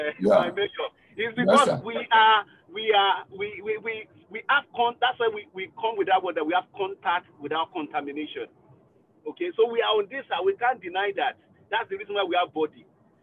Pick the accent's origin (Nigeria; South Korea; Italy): Nigeria; now in Liverpool, United Kingdom; I'm a Nigerian.